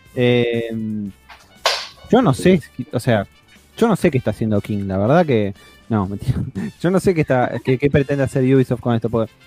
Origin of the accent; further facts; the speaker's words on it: Argentina; somos argentinos